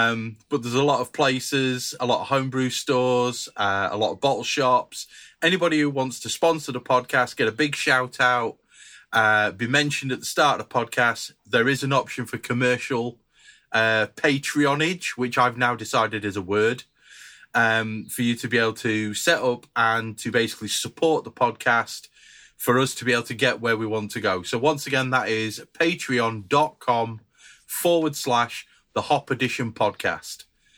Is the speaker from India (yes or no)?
no; Barcelona, Catalonia, Spain; I know nothing. I'm from Barcelona.